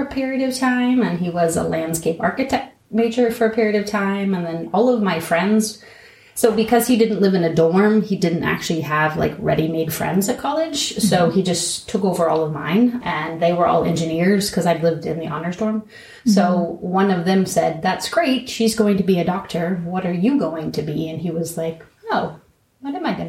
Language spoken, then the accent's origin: English; Apple Creek, Ohio, United States; I grew up in Apple Creek on a dairy farm and then went down to Ohio State for 8 years.